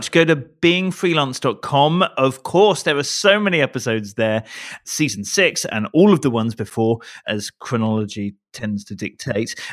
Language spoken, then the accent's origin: English; Canada; I'm Canadian. I'll throw in something about a bear.